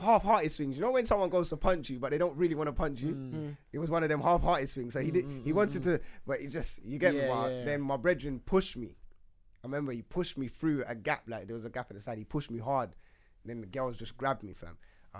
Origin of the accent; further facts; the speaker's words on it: England, United Kingdom; I don't know, but I'm English.